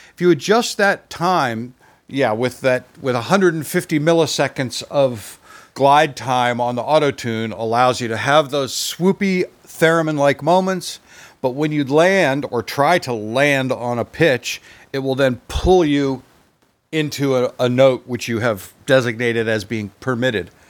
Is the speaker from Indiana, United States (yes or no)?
no; Vermont, United States; I was growing up in Vermont